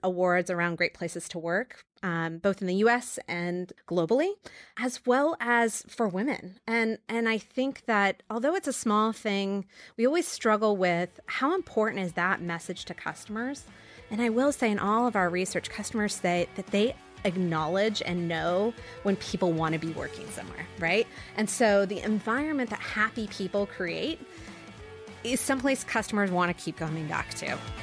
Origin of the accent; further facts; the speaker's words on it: New York, United States; moved away; also born or lived in Los Angeles; I was born in New York